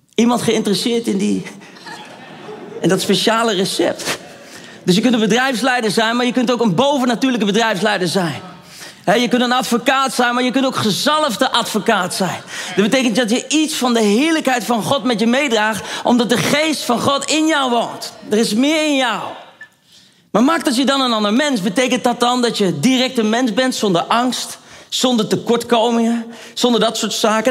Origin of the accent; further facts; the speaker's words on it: Netherlands; ik ben een echte Hollander